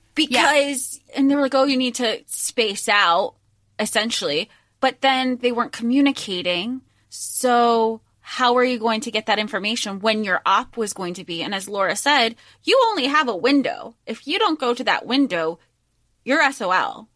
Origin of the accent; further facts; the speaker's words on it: Florida, United States; we grew up in Florida